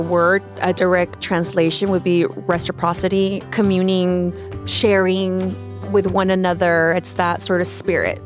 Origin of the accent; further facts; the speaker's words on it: Oaxaca, Mexico; now in Los Angeles, United States; I grew up in Oaxaca